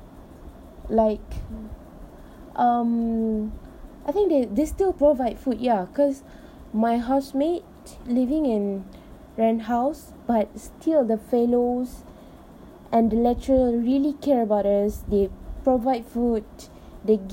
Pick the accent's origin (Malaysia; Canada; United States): Malaysia; I am so proud of being Malaysian